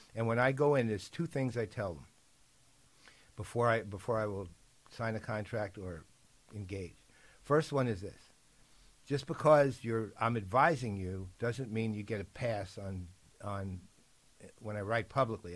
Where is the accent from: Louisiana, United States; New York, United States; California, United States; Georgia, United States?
New York, United States; New York City; I'm a New Yorker